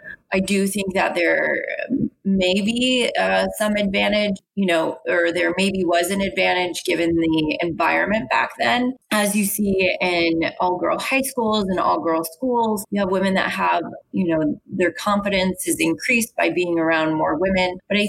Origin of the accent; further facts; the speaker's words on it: East Coast, United States; I think growing up on the East Coast and being Irish and Italian, we do a little bit of yelling at one another.